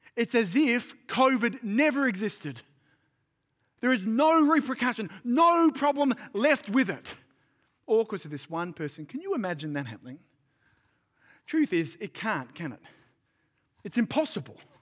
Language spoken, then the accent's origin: English; Sydney, New South Wales, Australia; moved away as an adult; now in Central Coast, Australia; I'm from Sydney